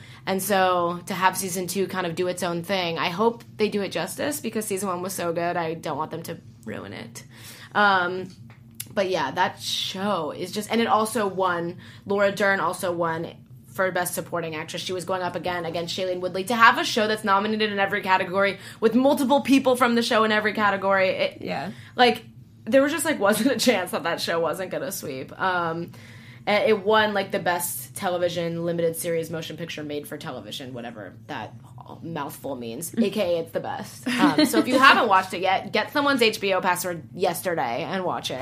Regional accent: Southern California, United States; growing up in Southern California

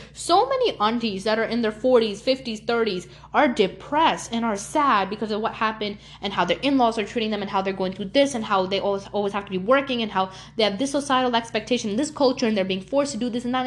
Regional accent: New York City, New York, United States; moved away; I grew up in Brooklyn, New York, and I moved a while ago

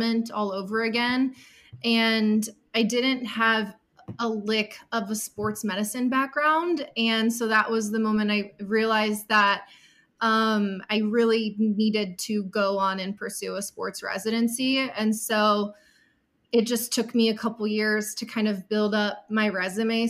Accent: Cleveland, Ohio, United States; I am from Cleveland, Ohio, originally

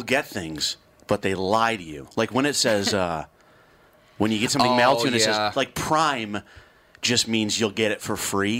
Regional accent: upstate New York, United States; now in Alaska, United States; in upstate New York, and the guy, which is my home, it was my hometown.

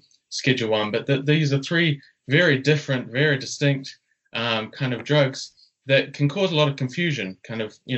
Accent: New Zealand; also born or lived in Australia; Yeah, so as you said, I'm from New Zealand, but was doing my study in Australia.

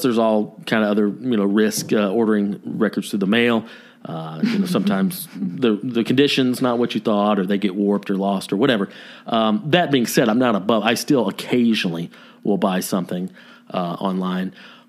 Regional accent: Nashville, Tennessee, United States; born there; I was born in Nashville. I came out of my mama's tummy wearing a cowboy hat.

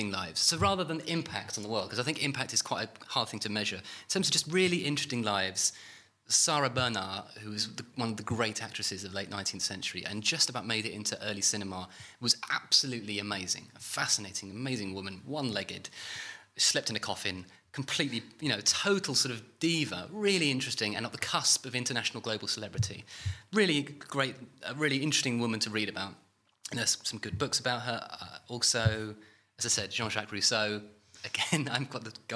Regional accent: United Kingdom; we're British.

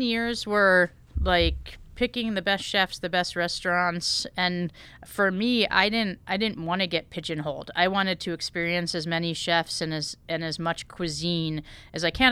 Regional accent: Connecticut, United States; I grew up in Connecticut

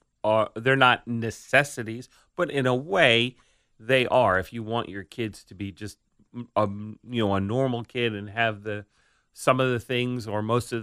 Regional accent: Staten Island, New York, United States; I grew up in New York City, but it was Staten Island.

